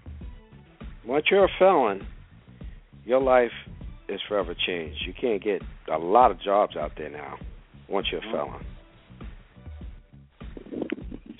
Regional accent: Brentwood, New York, United States; 3 weeks ago in Brentwood, Long Island. Yes, yes, my hometown.

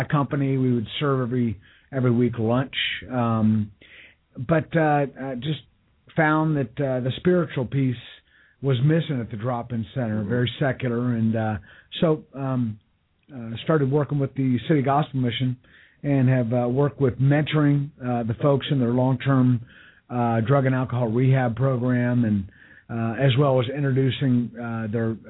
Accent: Dayton, Ohio, United States; I grew up in Dayton, Ohio

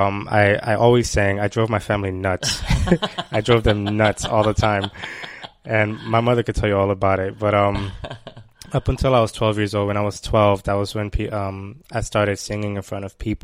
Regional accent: Greenville, North Carolina, United States; moved away as an adult; now in New York, United States; I was only raised in New York for a few years. I moved to North Carolina with my mother, of course, at a very young age. And I stayed out there up until just like maybe 2.5 years ago

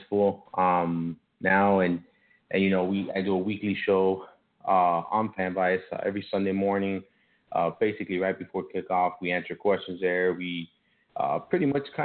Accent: Miami, Florida, United States; accent: Miami; I was born and raised in Miami, but I have my parents are Cuban

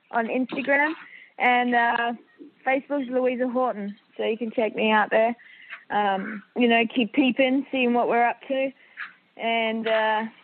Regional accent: Australia; Australian. So I have the Filipino warrior blood and the I got the Aussie in me as well, so

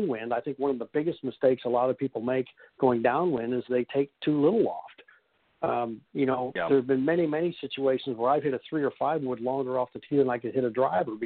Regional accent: Kansas, United States; moved away; I grew up in Kansas

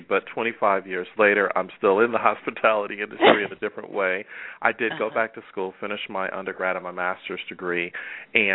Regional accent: Buffalo, New York, United States; moved away as an adult; also born or lived in Atlanta, Georgia; I am from Buffalo, New York, and 26 years ago, Mom and Dad loaded the family station wagon

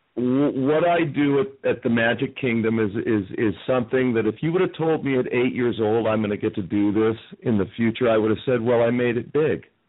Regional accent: Las Vegas, Nevada, United States; also born or lived in Southern California; I grew up in Vegas

